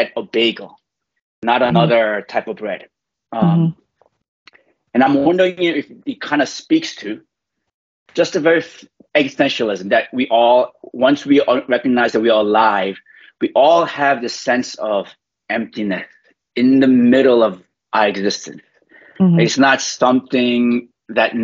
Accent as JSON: {"language": "English", "region": "New York", "country": "United States", "tie": "born or raised there", "moved": "yes", "lives_now": "Louisville, United States", "said": "growing up in New York"}